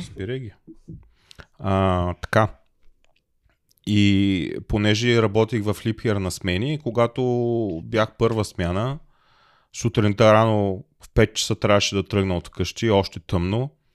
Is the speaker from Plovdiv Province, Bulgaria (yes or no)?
yes; Plovdiv, Plovdiv Province, Bulgaria; moved away as an adult; also born or lived in Smolyan; now in Germany; аз съм от Пловдив